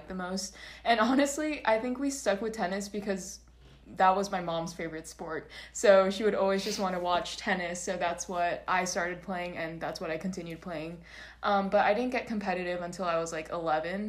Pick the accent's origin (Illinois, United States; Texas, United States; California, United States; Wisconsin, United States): California, United States; Orange County; also born or lived in San Bernardino County, California; now in San Diego, United States; I'm from Orange County, but my family and I moved from San Bernardino County to Orange County when I was, I think, in middle school, when I was in sixth grade